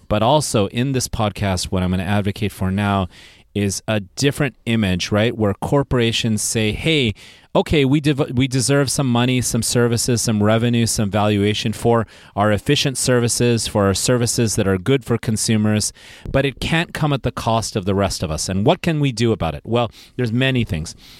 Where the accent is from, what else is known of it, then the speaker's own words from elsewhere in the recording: Silicon Valley, California, United States; I'm from Silicon Valley